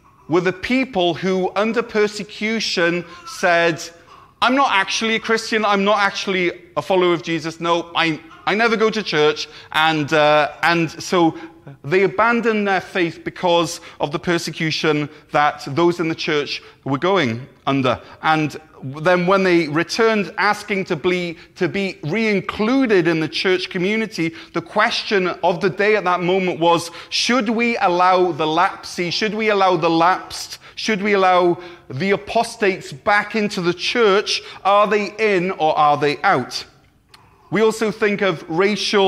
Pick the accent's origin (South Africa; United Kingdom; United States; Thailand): United Kingdom; Neath, Wales; my first ever proper job at a sports shop in my hometown of Neath